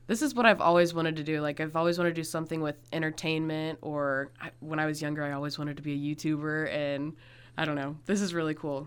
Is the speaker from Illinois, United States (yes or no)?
yes; Monmouth, Illinois, United States; moved away as an adult; also born or lived in Colorado; I moved from Monmouth a couple years ago